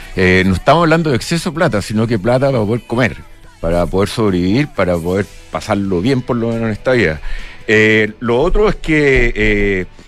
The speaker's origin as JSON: {"language": "Spanish", "country": "Chile", "also_born_or_lived": "Peru", "said": "nosotros como chilenos"}